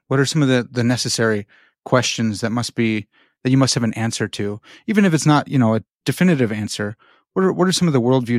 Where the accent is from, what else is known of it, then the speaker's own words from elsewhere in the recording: Chicago, Illinois, United States; I'm from Chicago, and we talk really Chicagoland.